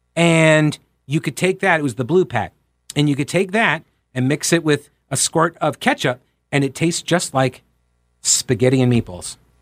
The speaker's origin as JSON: {"language": "English", "region": "New York", "country": "United States", "tie": "born or raised there", "also_born_or_lived": "Rock Hill, South Carolina / Asheville, North Carolina", "moved": "as an adult", "lives_now": "Charlotte, United States", "said": "I grew up in New York. I got down here at age eighteen."}